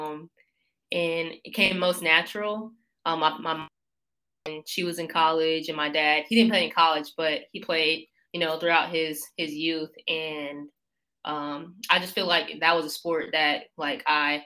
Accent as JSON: {"language": "English", "town": "Raleigh", "region": "North Carolina", "country": "United States", "also_born_or_lived": "Elon, North Carolina", "moved": "as an adult", "lives_now": "Alabama, United States", "said": "I'm from Raleigh, North Carolina, and started playing basketball when I was like 4 years old"}